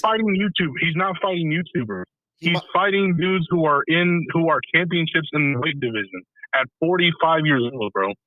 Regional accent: West Coast, United States; I'm from the West Coast

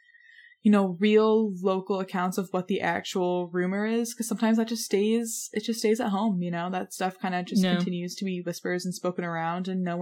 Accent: New York, United States; New York.

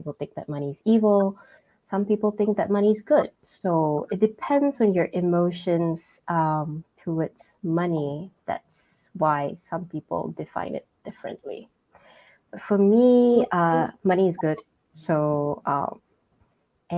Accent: George Town, Penang, Malaysia; moved away as an adult; now in Kuala Lumpur, Malaysia; I'm from Malaysia, specifically from Penang. That's my hometown.

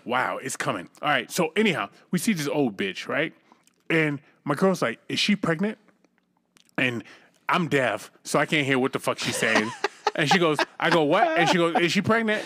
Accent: United States; I'm an American

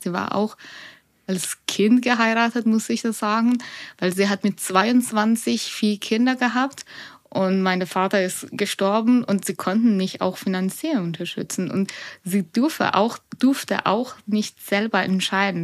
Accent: Iran; German is a second language; now in Nuremberg, Germany; ich bin schon in Iran geboren und aufgewachsen

